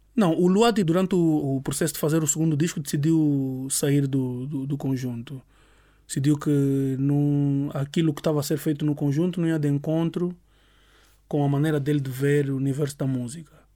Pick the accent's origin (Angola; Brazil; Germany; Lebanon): Angola; moved away as an adult; also born or lived in Cuba; now in Portugal; sou nasci em Cuba. Minha mãe é cubana, meu pai é angolano e fui ver para Angola muito cedo. Então, a minha grande base de crescimento adulto foi em Angola. Aos 18 anos vim para Portugal